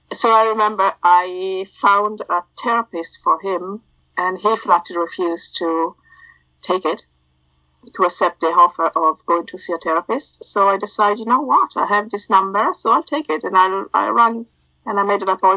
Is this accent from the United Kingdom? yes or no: no; Italy; accent: a hybrid of everything; moved away as an adult; now in Ireland; I was born and grew up in Italy, and then I moved to Ireland when I was 22, 23.